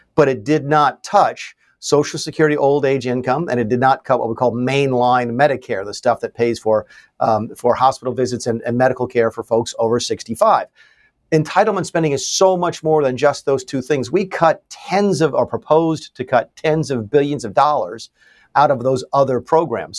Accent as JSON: {"language": "English", "region": "the South", "country": "United States", "tie": "born or raised there", "said": "I live still, and I grew up in the South that was just destroyed by NAFTA"}